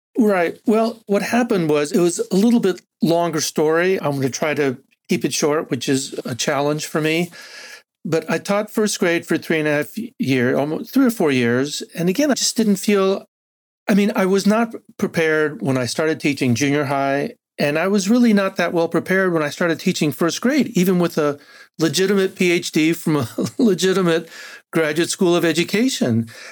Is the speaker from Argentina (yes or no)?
yes; Argentina; first language Spanish; English is a second language; moved away; also born or lived in San Antonio, Texas; I'm originally from Argentina, so Spanish is actually my first language